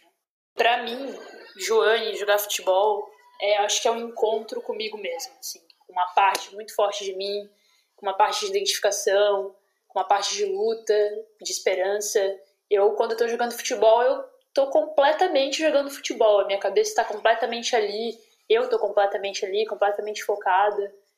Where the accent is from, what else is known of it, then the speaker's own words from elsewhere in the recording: Brazil; moved away; eu sou brasileira